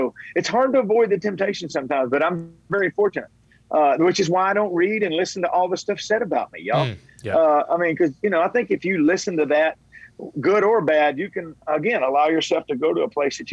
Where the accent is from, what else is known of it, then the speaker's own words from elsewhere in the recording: Tennessee, United States; I was born in Tennessee